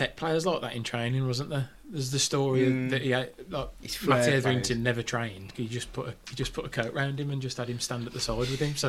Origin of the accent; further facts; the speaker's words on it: Geordie, North East England, United Kingdom; moved away; I'm a Geordie.